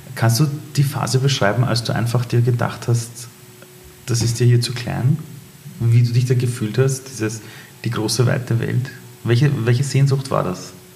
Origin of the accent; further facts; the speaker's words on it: Iran; moved away; ich komme aus dem Iran